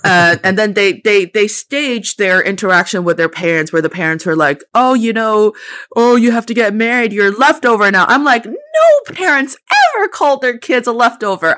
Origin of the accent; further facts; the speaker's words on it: China; I spent the first twenty-three years of my life in China, and I am, I didn't spend that time as a foreigner. I was a Chinese person